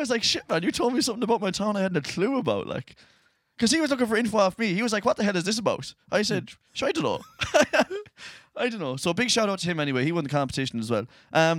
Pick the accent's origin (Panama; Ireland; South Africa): Ireland; Castlerea, Connacht; I'm from Castlereagh.